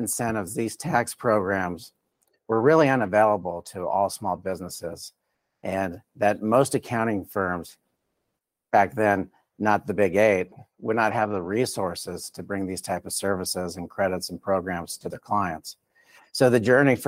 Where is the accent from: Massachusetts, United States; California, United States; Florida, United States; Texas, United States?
Florida, United States; South; moved away as an adult; also born or lived in Colorado; born and raised in South Florida in a Hispanic community